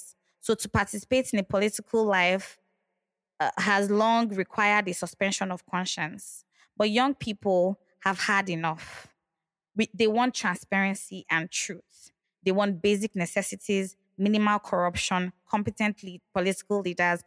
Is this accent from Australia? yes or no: no; Nigeria; we are Nigerian